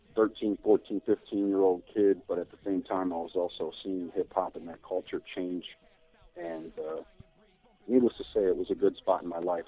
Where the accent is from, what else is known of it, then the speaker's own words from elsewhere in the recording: United States; for me being an American